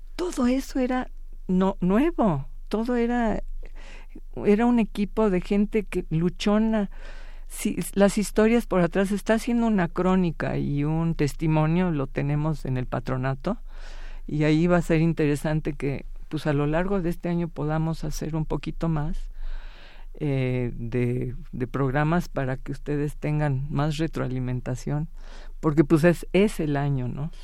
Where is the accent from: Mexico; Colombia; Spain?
Mexico